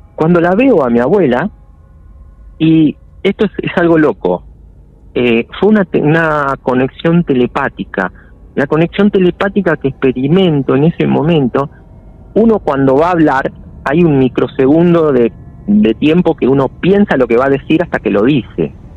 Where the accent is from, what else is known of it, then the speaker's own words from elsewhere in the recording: Florencio Varela, Buenos Aires Province, Argentina; yo soy de Buenos Aires